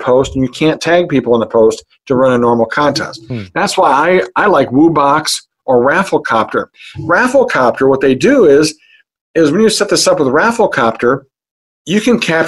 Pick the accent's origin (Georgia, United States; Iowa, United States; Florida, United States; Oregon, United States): Iowa, United States; Hampton; I'm from Hampton, Iowa